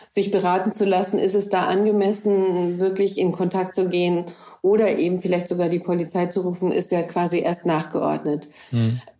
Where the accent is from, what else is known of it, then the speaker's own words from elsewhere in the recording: Germany; dann sage ich vielleicht als Deutsche da drin, dass äh, ihr das nicht machen dürft